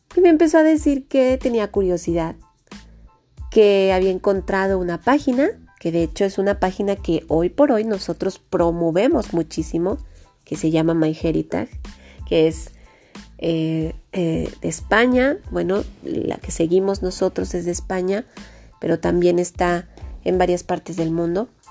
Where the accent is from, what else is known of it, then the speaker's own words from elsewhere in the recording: Mexico; somos mexicanos